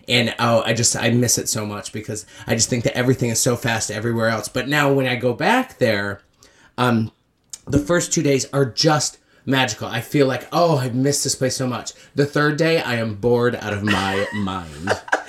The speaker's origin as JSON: {"language": "English", "town": "Beaver Falls", "region": "New York", "country": "United States", "said": "I'm from a little town called Beaver Falls, New York. Beaver Falls, New York. It's 45 minutes south of Canada, so it's way up there."}